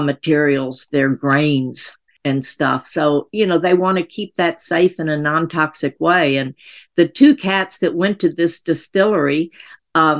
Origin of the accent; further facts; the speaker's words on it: Tennessee, United States; moved away; I'm from Tennessee originally